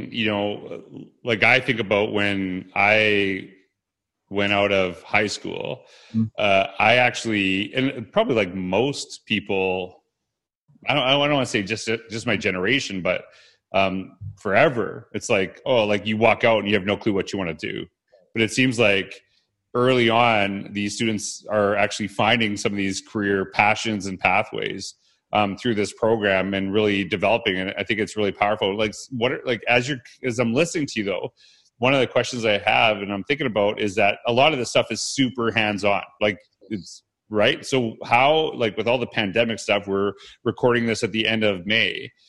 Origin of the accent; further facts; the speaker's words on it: Canada; where you grew up in Ohio versus, you know, where I grew up in Canada